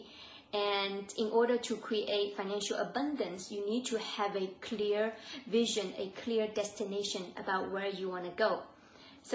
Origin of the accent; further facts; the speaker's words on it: China; I'm Asian, I'm from China